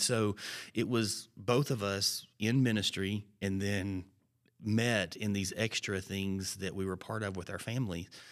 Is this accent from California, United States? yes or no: no; Alabama, United States; moved away; also born or lived in Georgia; I grew up in Alabama